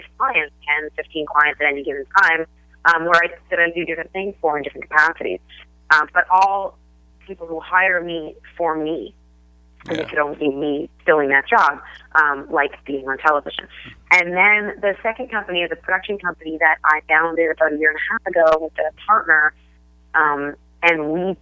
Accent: Toronto, Ontario, Canada; moved away; I grew up in Toronto, Canada

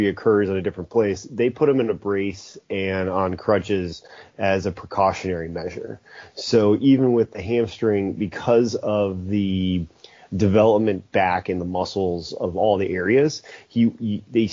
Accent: Chicago, Illinois, United States; moved away as an adult; I'm born and raised in the Chicago area

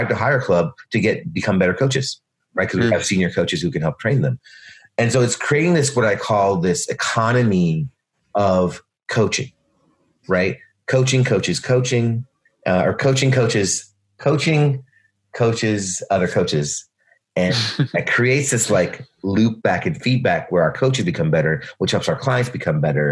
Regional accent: Louisville, Kentucky, United States; also born or lived in Mumbai, India; we moved from Bombay, India, all the way to Louisville, Kentucky

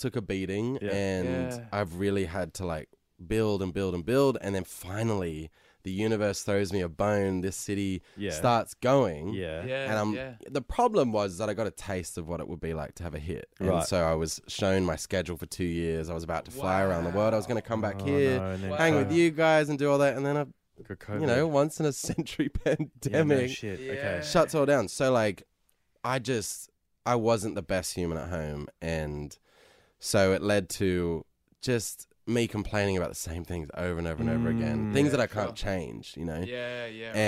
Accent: Sydney, New South Wales, Australia; now in Los Angeles, United States; I'm from Sydney

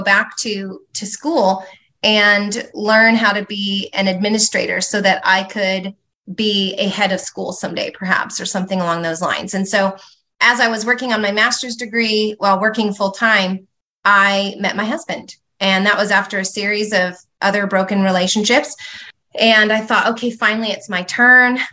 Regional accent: California, United States; I grew up in California. My children actually are fifth generation Southern Californians

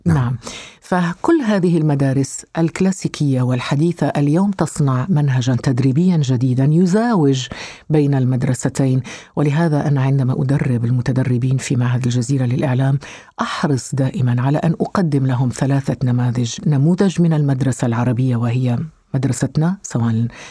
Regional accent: Algeria; moved away as an adult; also born or lived in Switzerland

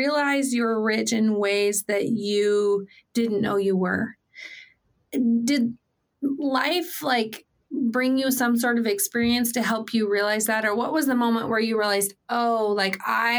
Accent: Pacific Northwest, United States; my hometown up here in the PNW

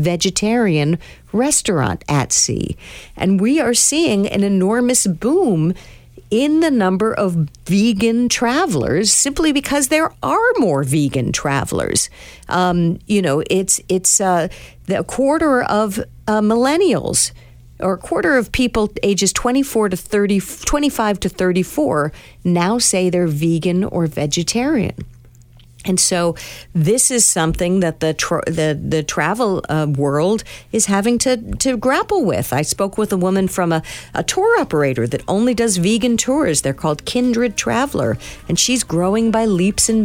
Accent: New York, United States; I'm from New York

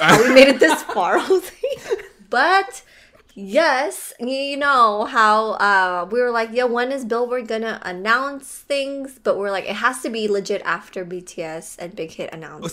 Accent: Philippines; I am Filipino

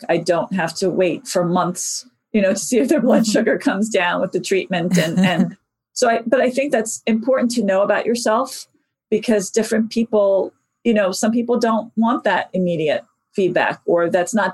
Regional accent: New York City, New York, United States; I actually spent the first 13 years of my life in the Bronx

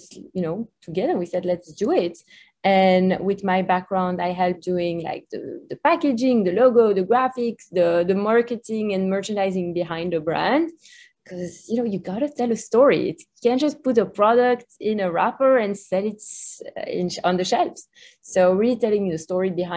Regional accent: Belgium; English is a second language; moved away as an adult; also born or lived in New York; As you can hear from my accent, I'm not from the US, so we're originally from Belgium

